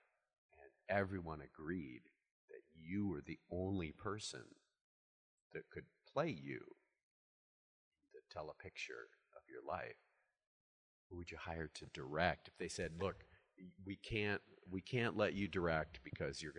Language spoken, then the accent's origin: English; Iowa, United States; moved away; also born or lived in Los Angeles; I was born and raised in Iowa